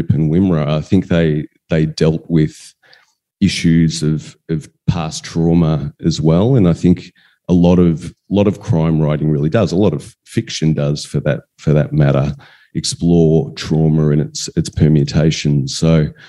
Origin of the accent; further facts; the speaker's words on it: Western Victoria, Australia; We were growing up in Western Victoria, and we had a farm on the outskirts of town